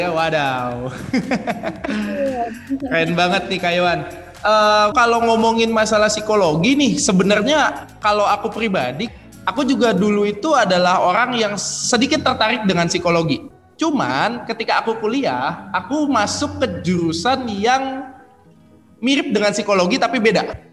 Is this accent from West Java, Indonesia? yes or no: no; Central Java, Indonesia; Aku juga orang Jawa Tengah loh, Kak, BTW.